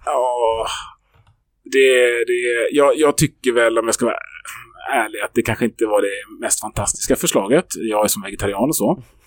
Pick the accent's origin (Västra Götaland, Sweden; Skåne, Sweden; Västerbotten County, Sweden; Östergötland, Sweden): Västra Götaland, Sweden; Gothenburg; Jag som göteborgare, som född och uppvuxen här